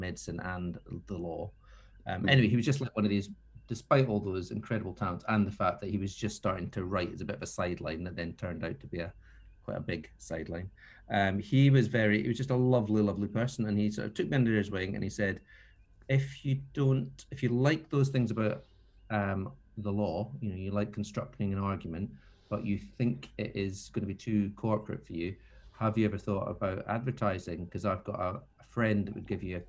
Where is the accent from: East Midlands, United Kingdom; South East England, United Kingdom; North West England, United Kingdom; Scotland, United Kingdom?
Scotland, United Kingdom; the Scottish Borders; moved away; also born or lived in Edinburgh / London; I grew up in the Borders, which is in the middle of nowhere, really.